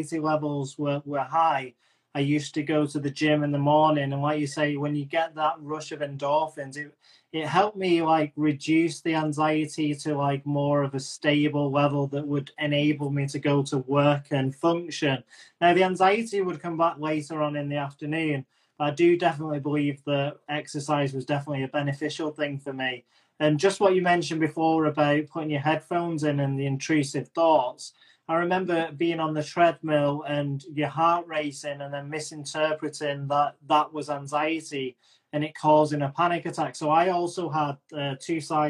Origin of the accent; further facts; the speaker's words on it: England, United Kingdom; I'm English